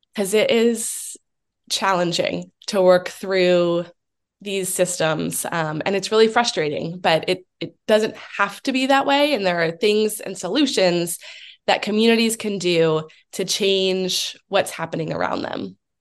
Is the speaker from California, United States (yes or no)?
no; Allentown, Pennsylvania, United States; also born or lived in Washington state; now in Pittsburgh, United States; I am originally from the Philadelphia area, from Allentown, um, but have lived in Pittsburgh for about 10 years, um, as well as lived out in the state of Washington for about seven years